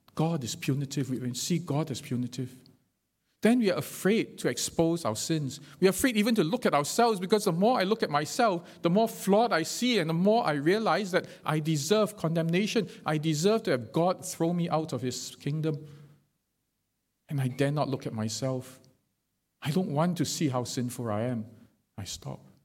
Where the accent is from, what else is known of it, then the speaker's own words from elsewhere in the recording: Singapore; being Singaporean